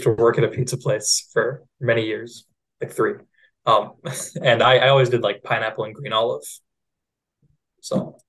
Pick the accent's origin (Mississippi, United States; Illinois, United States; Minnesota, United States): Minnesota, United States; we're all from Minnesota.